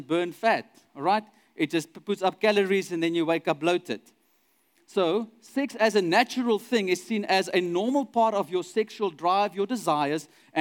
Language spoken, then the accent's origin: English; Douglas, Northern Cape, South Africa; I grew up in Douglas, which is a very small town in the middle of the Northern Cape, close to Kimberley